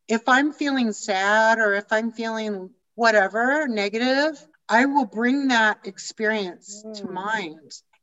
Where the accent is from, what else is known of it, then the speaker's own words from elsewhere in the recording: Denver, Colorado, United States; accent: American; moved away as an adult; also born or lived in Chicago; I'm from Denver